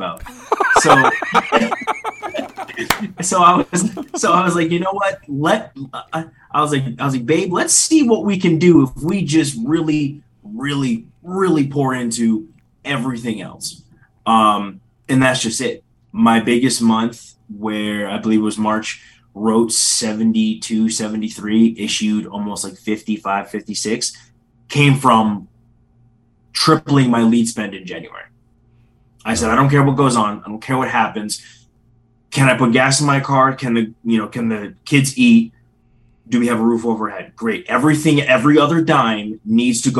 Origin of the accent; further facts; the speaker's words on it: Philadelphia, Pennsylvania, United States; So it's Northeast PA, but I was born in Philly